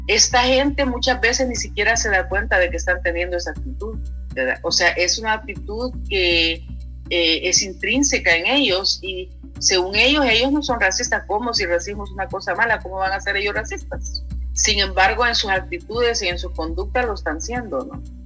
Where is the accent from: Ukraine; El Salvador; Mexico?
El Salvador; now in Athens, United States; como mujer latina, salvadoreña